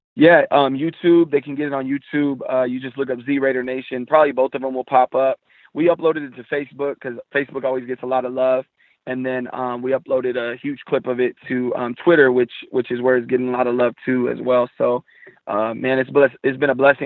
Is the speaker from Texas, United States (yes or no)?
no; San Jose, California, United States; I was born and raised in San Jose, California